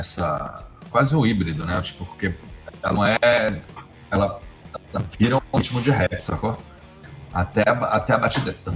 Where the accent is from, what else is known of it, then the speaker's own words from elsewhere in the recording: Brasília, Federal District, Brazil; sou de Brasília